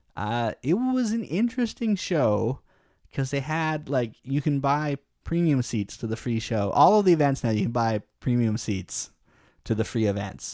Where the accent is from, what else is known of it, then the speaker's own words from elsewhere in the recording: Canada; I guess it's ingrained in me as a Canadian